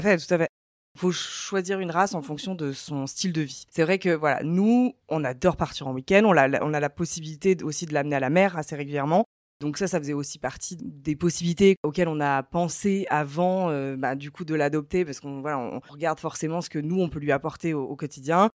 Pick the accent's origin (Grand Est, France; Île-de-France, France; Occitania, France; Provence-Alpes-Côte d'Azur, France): Île-de-France, France; Paris; j'habite à Paris, je suis parisienne à la base.